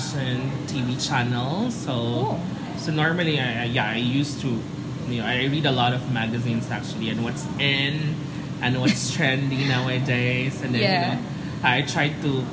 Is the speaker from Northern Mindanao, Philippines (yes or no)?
yes; Iligan, Northern Mindanao, Philippines; moved away as an adult; now in Cebu, Philippines; Oh yeah, I'm actually from Mindanao. I'm from Iligan City.